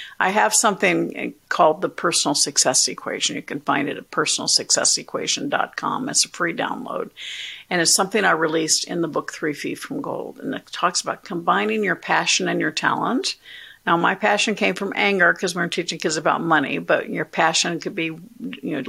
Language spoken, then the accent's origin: English; Orlando, Florida, United States; also born or lived in Tallahassee; I grew up in Orlando